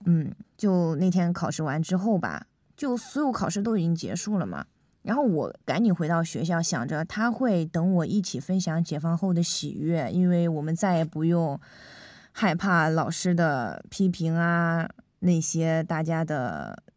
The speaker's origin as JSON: {"language": "Chinese", "region": "Henan", "country": "China", "said": "因为我们是河南的高中生"}